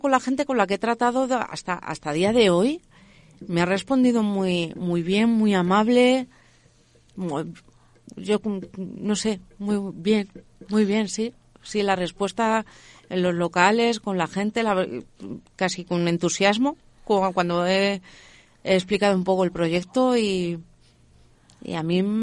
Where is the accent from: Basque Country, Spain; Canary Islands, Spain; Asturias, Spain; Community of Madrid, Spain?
Community of Madrid, Spain; Leganés; Yo soy de Leganés. Entonces, eh, bueno, yo eh, al instituto fui a Carabanchel